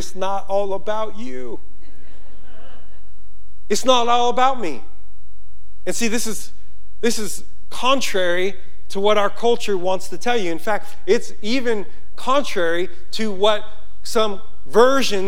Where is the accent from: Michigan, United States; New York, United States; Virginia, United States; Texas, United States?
New York, United States; Yonkers; moved away; I'm from Yonkers, New York